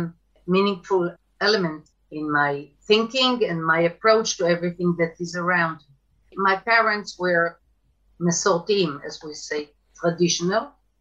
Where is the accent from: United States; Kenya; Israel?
Israel; Bnei Brak, Tel Aviv District; I was born in Tel Aviv, but then right away moved to Bnei Brak